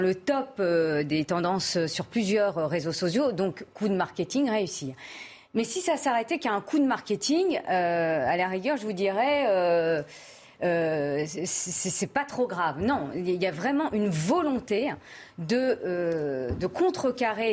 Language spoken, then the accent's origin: French; France; also born or lived in Paris suburbs; je suis française de confession musulmane